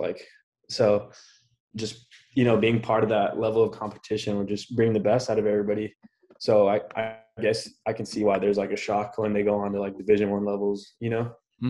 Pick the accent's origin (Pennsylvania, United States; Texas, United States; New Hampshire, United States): Texas, United States; El Paso; moved away as an adult; also born or lived in Odessa, Texas; now in Austin, United States; I am from El Paso. Graduated from Coronado, class of 2018.